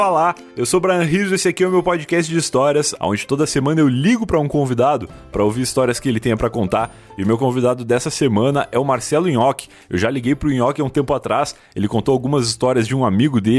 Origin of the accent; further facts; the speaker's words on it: Rio Grande do Sul, Brazil; sou gaúcho.